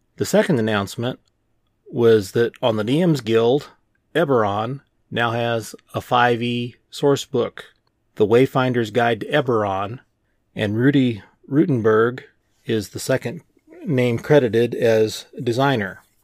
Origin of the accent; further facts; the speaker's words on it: Kansas City, Missouri, United States; I grew up in the Kansas City area. When I say Kansas City, I mean Missouri.